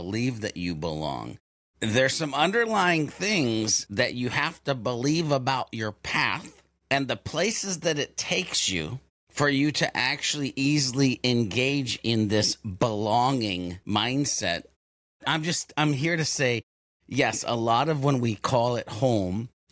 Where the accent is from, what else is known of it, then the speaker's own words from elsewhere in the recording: the South, Southern United States, United States; as a Southerner